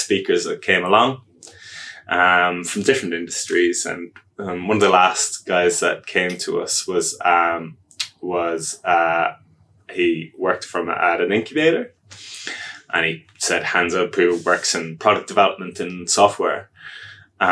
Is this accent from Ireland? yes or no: yes; Ireland; moved away as an adult; now in Wellington, New Zealand; as you can hear from my accent, I'm not Wellington born and bred, slightly offshore. So I'm from Ireland